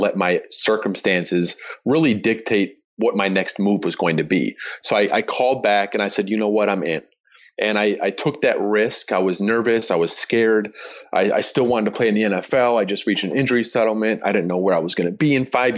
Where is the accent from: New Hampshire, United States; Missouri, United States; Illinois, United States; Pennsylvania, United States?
Illinois, United States; Chicago; my hometown team, the Chicago Bears